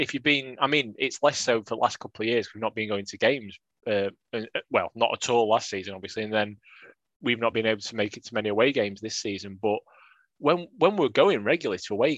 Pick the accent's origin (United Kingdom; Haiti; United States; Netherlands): United Kingdom; Sheffield, Yorkshire and the Humber; I was born in Netheredge Hospital.